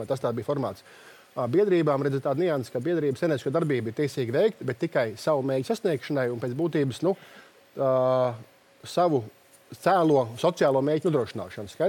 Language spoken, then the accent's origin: Latvian; Ogre, Ogre Municipality, Latvia; Pats esmu no Ogres.